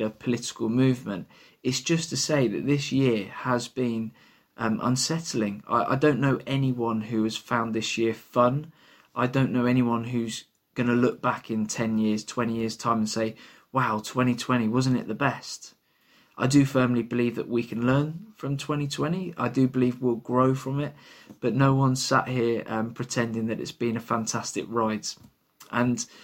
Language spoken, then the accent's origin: English; London, United Kingdom; now in Bristol, United Kingdom; I am not from Bristol. I come from London.